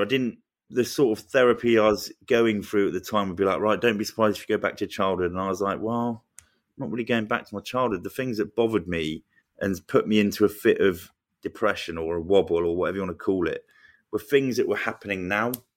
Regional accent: Luton, East of England, United Kingdom; I grew up in Luton.

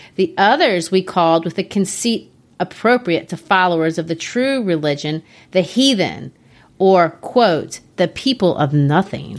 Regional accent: United States; my home country, the United States

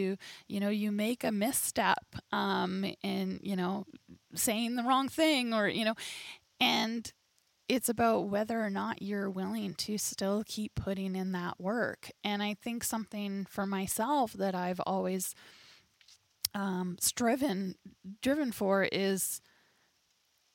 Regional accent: Dawson Creek, British Columbia, Canada; I was born and raised in Dawson Creek

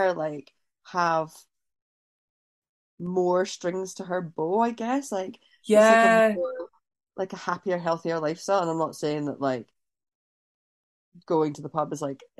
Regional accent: Scotland, United Kingdom; I grew up in Scotland

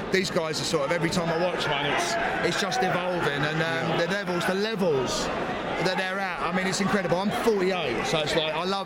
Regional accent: London, United Kingdom; we grew up in Woolwich in Southeast London

